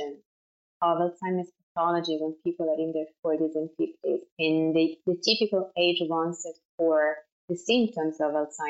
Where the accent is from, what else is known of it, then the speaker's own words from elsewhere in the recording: Florence, Tuscany, Italy; accent: Italian; English is a second language; moved away as an adult; now in New York, United States; I'm Italian, as I'm sure it's clear from my accent. I'm from Florence in Italy, you know, born and raised